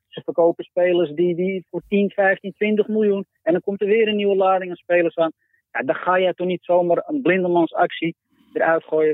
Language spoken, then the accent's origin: Dutch; Amsterdam, North Holland, Netherlands; En ik ben Amsterdammer, dus bij Ajax ook